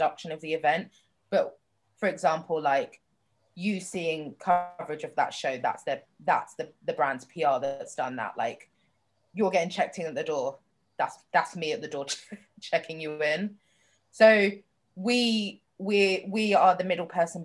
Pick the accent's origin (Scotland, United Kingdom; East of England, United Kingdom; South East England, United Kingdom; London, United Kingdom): London, United Kingdom; also born or lived in New York; I grew up in London